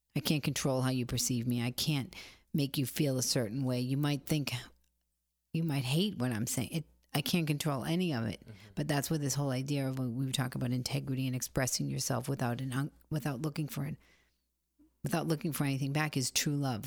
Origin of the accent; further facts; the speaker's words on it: Boston, Massachusetts, United States; I come from Boston.